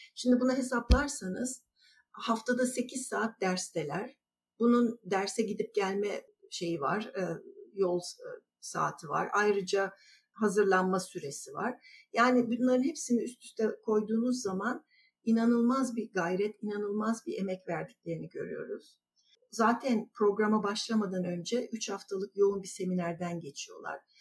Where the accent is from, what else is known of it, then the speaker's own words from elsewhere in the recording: İzmir, Turkey; moved away as an adult; also born or lived in New Jersey, United States / Illinois, United States / Minnesota, United States; ben 1973-74 döneminde İzmir'den Amerika'ya giden bir AFS'liyim.